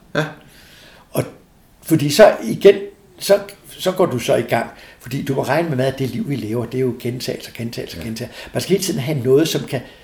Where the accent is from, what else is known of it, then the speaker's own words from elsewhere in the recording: Denmark; jeg kommer fra Danmark